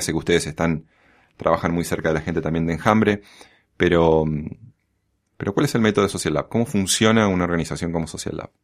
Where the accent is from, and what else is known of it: Argentina